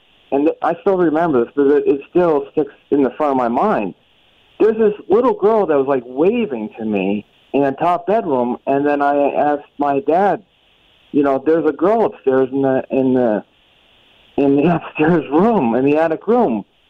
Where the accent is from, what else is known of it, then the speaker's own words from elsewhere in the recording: Yonkers, New York, United States; now in New Jersey, United States; I'm originally from Yonkers, but moved to Jersey, and this was before 1985.